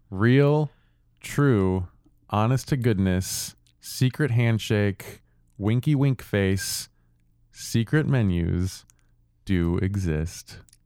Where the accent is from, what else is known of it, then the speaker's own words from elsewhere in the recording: St. Louis, Missouri, United States; I grew up in Saint Louis